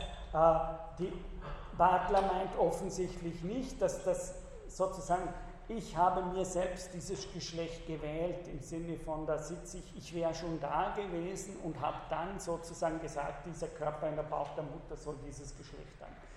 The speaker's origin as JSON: {"language": "German", "country": "Austria", "said": "wir in Österreich"}